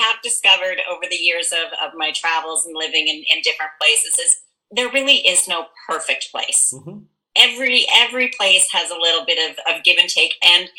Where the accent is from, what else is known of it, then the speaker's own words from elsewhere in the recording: Canada; moved away; I'm originally from Canada and I hate winter.